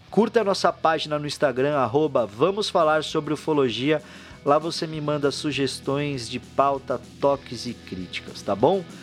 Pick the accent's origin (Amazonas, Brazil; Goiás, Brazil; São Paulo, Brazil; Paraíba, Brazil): São Paulo, Brazil; born there; Eu nasci aqui na Moca.